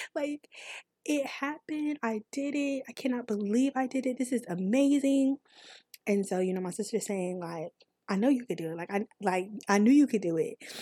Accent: North Carolina, United States; accent: country; I'm from North Carolina

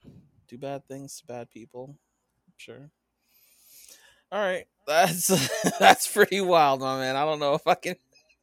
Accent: United States; because I'm American

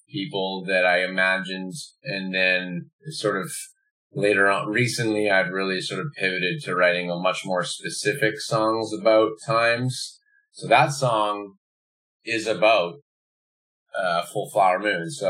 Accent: Manitoba, Canada; also born or lived in Montreal; now in Vancouver, Canada; I'm originally from Manitoba.

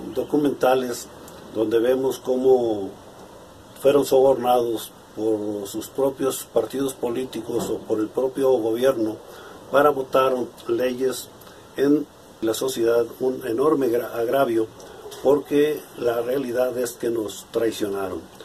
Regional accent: Comala, Colima, Mexico; soy originario de Comala, Colima.

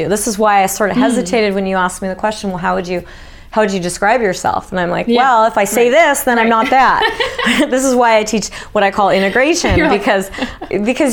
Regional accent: United States; I was from America

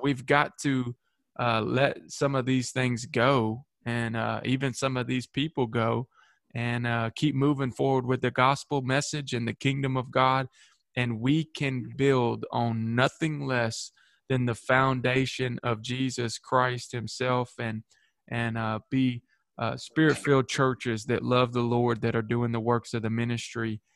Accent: Manchester, Tennessee, United States; my hometown here in manchester

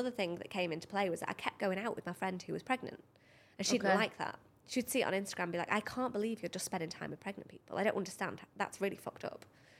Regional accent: United Kingdom; moved away as an adult; now in Dubai, United Arab Emirates; from a similar place in the UK

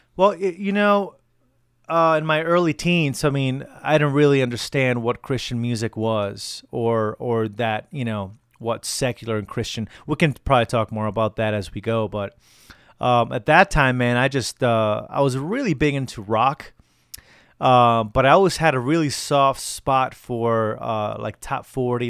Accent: Connecticut, United States; moved away as an adult; now in Colorado, United States; So I live in Colorado now. I moved here about a year ago from Connecticut. So I'll be doing a few um, a few shows in my home state

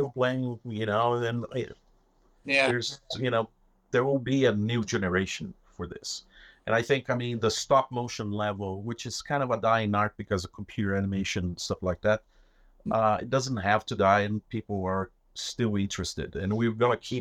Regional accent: Brazil; now in United States; growing up in Brazil, for example, you know, we didn't have a lot of money

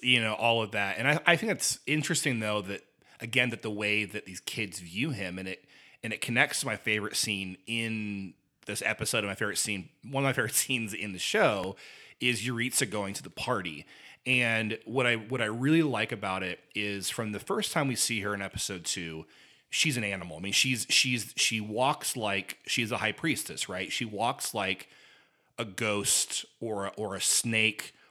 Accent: Indiana, United States; I grew up in Indiana

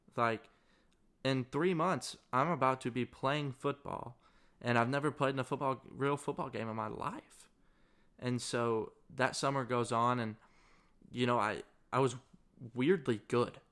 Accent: Searcy, Arkansas, United States; moved away as an adult; now in Mississippi, United States; I am from Searcy, Arkansas, which is about a twenty-five thousand person town in the middle of Arkansas

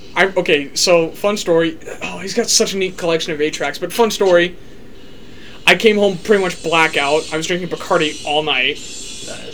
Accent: Midwest, United States; we didn't grow up in the South, we grew up in the Midwest

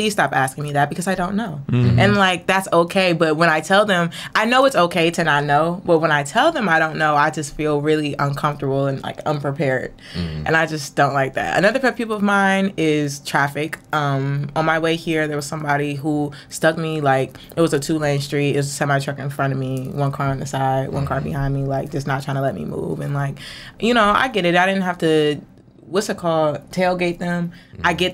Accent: Cleveland, Ohio, United States; I'm 21, and I'm from Cleveland

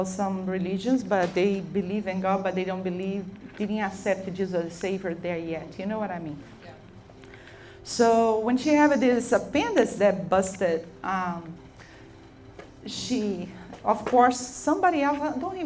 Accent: Brazil; English is a second language; moved away as an adult; now in United States; I'm from Brazil, but I'm living here for a few years

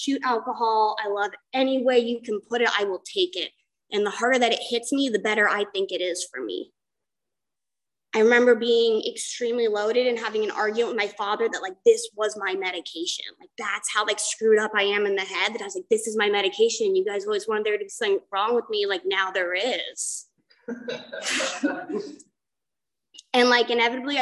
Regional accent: San Clemente, California, United States; I'm from San Clemente, California.

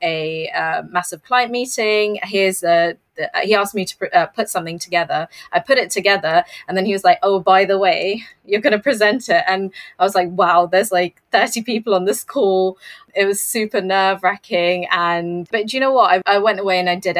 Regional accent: London, United Kingdom; I'm from London and I'm a senior account manager at Digitas UK

